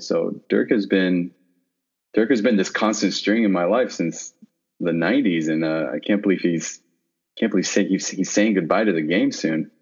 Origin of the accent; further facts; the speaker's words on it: Plano, Texas, United States; moved away as an adult; now in San Francisco, United States; I am uh, born and bred in Plano, Texas